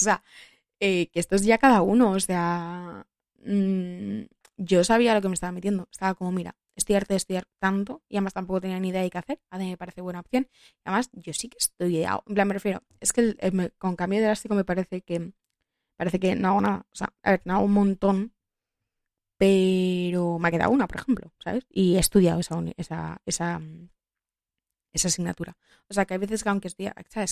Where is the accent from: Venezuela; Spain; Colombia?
Spain; Madrid, Community of Madrid; yo soy de Madrid toda la vida